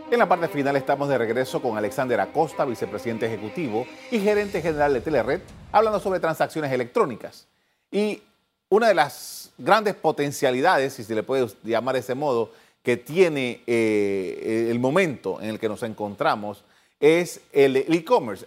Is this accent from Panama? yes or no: yes; Panama